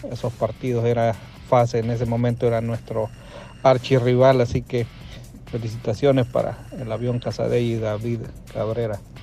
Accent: Santiago de María, Usulután, El Salvador; Yo soy de Santiago de María

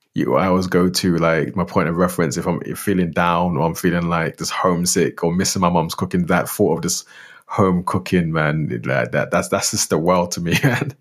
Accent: London, United Kingdom; also born or lived in northeast of Scotland; now in Scotland; growing up in London

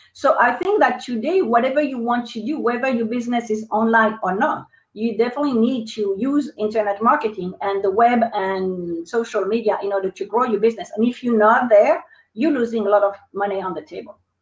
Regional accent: France; accent: French; English is a second language; moved away as an adult; now in United States; they will probably notice my accent. So I'm French. Uh, I moved to the United States in 2003

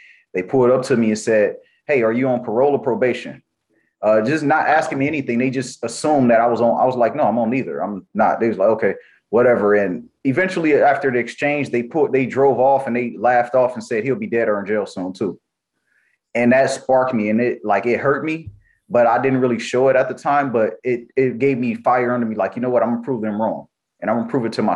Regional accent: Los Angeles, California, United States; also born or lived in Compton, California; I grew up in Watts, California

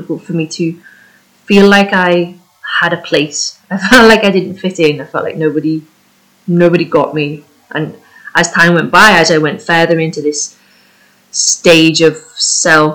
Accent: United Kingdom; first language English; moved away as an adult; also born or lived in Spain; I'm British and I was living in Spain

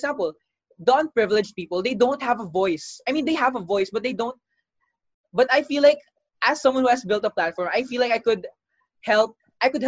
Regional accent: Philippines; we were able to come together as Filipino people

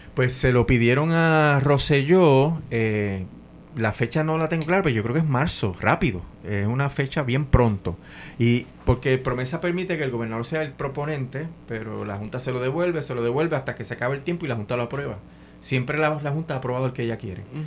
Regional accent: Ponce, Puerto Rico; moved away as an adult; also born or lived in Río Piedras; yo soy de Ponce

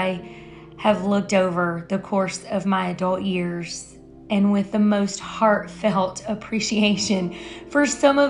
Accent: Louisiana, United States; moved away; I'm from Louisiana

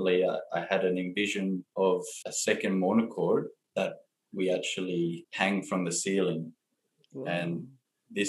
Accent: Blue Mountains, New South Wales, Australia; I grew up in the Blue Mountains in New South Wales, Australia, and I've been here for my whole life.

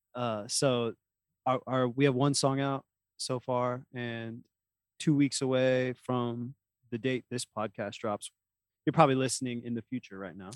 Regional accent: Oklahoma, United States; we're from Oklahoma

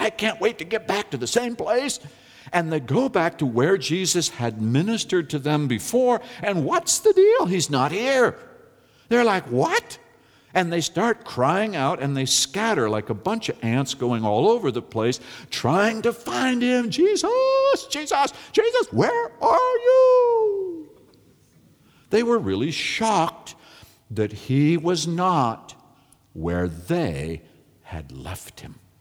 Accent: California, United States; I'm from California

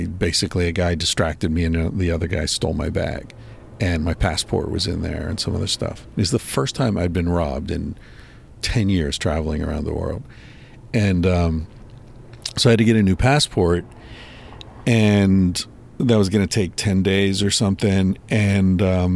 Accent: United States; moved away as an adult; also born or lived in Barcelona, Spain; I left the States when I was in my early 20s and lived overseas my whole life until like a year and a half ago.

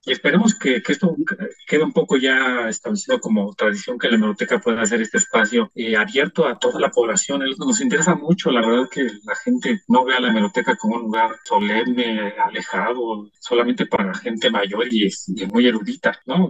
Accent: Mexico; era parte de una identidad que teníamos como mexicanos

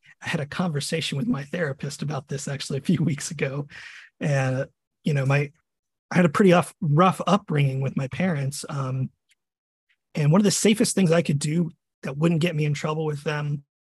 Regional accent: Virginia Beach, Virginia, United States; moved away as an adult; also born or lived in Texas; now in Florida, United States; I originally was born and raised in Virginia, Virginia Beach

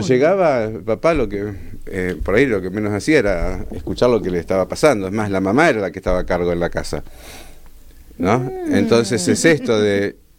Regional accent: Buenos Aires Province, Argentina; yo soy de Gran Buenos Aires

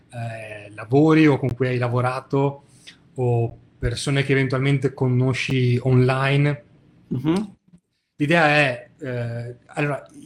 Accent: Veneto, Italy; perché sono veneto

